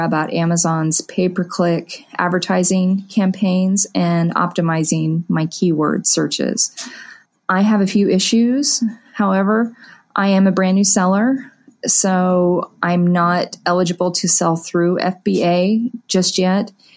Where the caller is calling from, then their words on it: Wichita, Kansas, United States; I'm calling from the Wichita, Kansas area